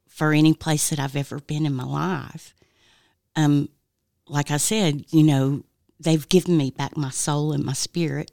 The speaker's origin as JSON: {"language": "English", "town": "Oak Ridge", "region": "Tennessee", "country": "United States", "moved": "yes", "lives_now": "Knoxville, United States", "said": "I'm originally from Oak Ridge."}